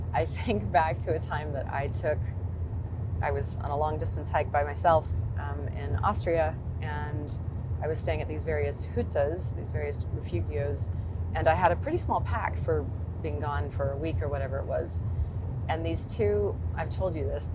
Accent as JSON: {"language": "English", "town": "Sterling", "region": "Kansas", "country": "United States", "tie": "born or raised there", "also_born_or_lived": "Berlin / London / New York", "moved": "yes", "said": "I've come back to Sterling, to my hometown in Kansas"}